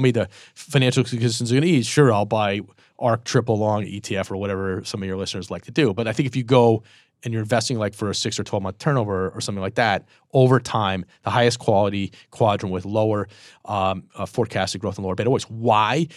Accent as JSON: {"language": "English", "town": "Boston", "region": "Massachusetts", "country": "United States", "also_born_or_lived": "Michigan", "moved": "yes", "said": "I'm from Boston, but I went to Michigan"}